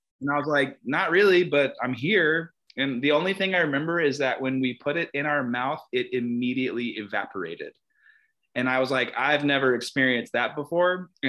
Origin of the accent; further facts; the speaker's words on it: Texas, United States; I grew up in Texas